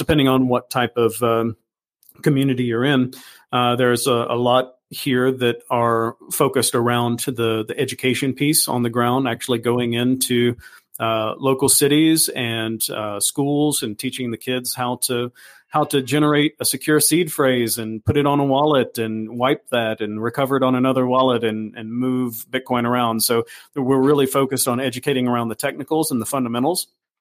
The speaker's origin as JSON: {"language": "English", "country": "United States", "moved": "as an adult", "lives_now": "El Salvador", "said": "I'm originally from the United States"}